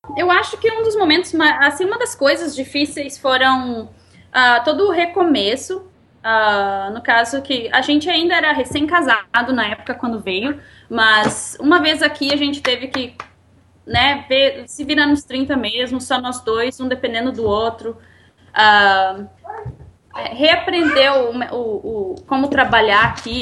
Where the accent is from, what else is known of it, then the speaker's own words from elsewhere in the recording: Rio Grande do Sul, Brazil; moved away as an adult; now in Canada; Nós dois somos gaúchos